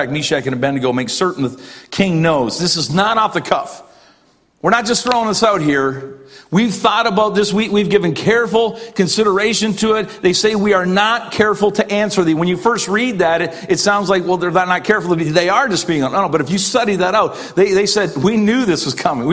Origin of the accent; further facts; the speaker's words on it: Canada; as a Canadian